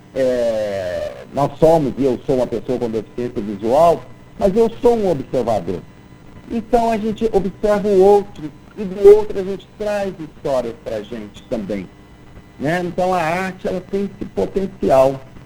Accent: Lavras, Minas Gerais, Brazil; moved away as an adult; now in Belo Horizonte, Brazil; eu nasci em Lavras, que é interior de Minas

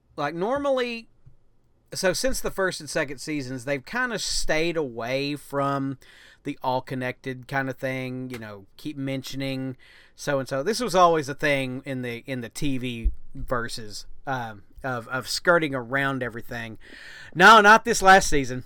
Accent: United States; being American

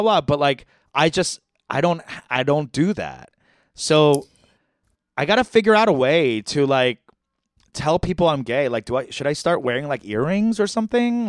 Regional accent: New York, United States; I'm from New York

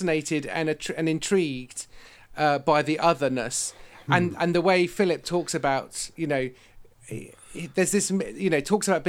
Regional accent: West Country, South West England, United Kingdom; I live in the West Country, I'm from the West Country, I'm the son of a farmer

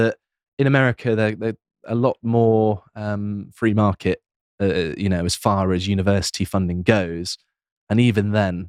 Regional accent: England, United Kingdom; we're English, yeah.

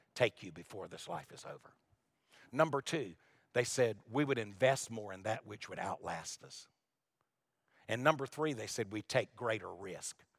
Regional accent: Wilmington, North Carolina, United States; also born or lived in Lumberton, North Carolina; Wilmington, North Carolina is where I was raised. I was born in Lumberton.

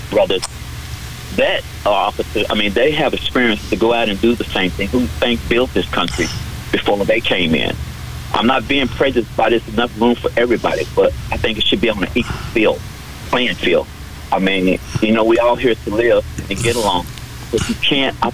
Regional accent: the South, United States; I live sure in the South area. I was raised in the South area.

